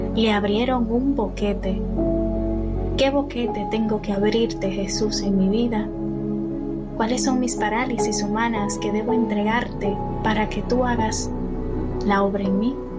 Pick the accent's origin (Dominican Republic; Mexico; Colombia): Dominican Republic; moved away as an adult; soy de República Dominicana